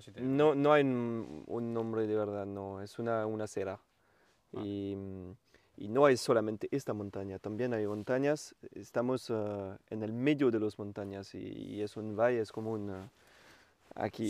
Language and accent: Spanish; Champagne, Grand Est, France; first language French; Spanish is a second language; now in Vingrau, France; soy del norte de Francia, de la región Champagne